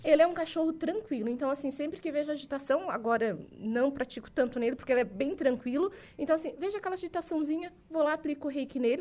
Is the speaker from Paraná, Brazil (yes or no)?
no; Araranguá, Santa Catarina, Brazil; moved away as an adult; now in Jaraguá do Sul, Brazil; eu sou natural de Araranguá